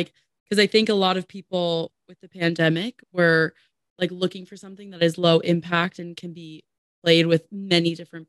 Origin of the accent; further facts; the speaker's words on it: New Jersey, United States; New Jersey.